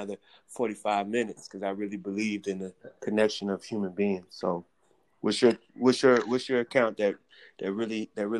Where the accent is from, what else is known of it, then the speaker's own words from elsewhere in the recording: the Bible Belt, the South, United States; I was raised in the Bible Belt